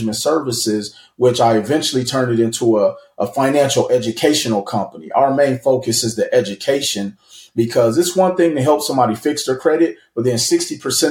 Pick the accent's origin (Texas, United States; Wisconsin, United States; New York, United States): Wisconsin, United States; Milwaukee; moved away as an adult; now in Las Vegas, United States; I'm originally from Milwaukee, Wisconsin, moved to Las Vegas, Nevada in 2005